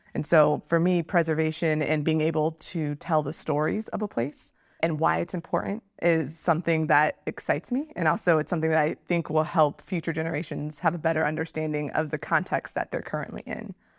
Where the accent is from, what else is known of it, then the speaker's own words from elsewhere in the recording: Northern Virginia, United States; I'm from Northern Virginia